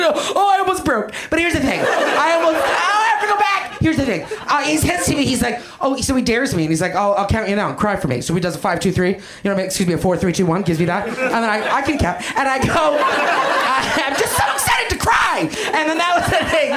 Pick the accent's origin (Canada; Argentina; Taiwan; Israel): Canada; I'm Canadian. That's something about me that you know. I'm a Canadian human being